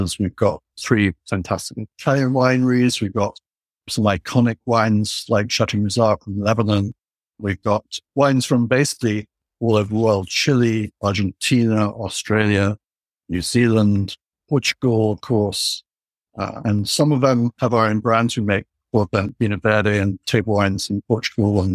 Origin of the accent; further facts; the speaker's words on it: England, United Kingdom; moved away; when I was growing up in England in 1979